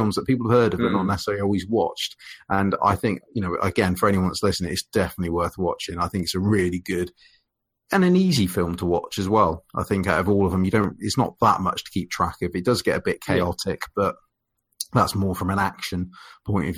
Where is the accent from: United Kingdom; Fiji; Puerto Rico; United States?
United Kingdom; I'm British